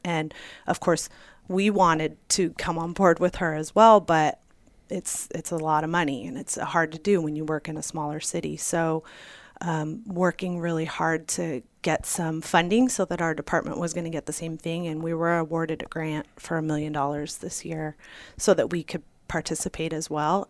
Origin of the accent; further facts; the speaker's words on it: Santa Monica, California, United States; now in Arizona, United States; I grew up in Santa Monica, small beach town in California